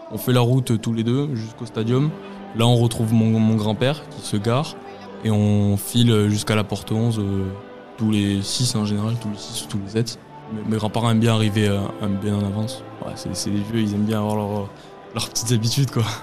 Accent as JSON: {"language": "French", "region": "Occitania", "country": "France", "said": "de montrer aux gens que je viens du Lot et que même dans le Lot, on aime le, on aime le TFC, quoi."}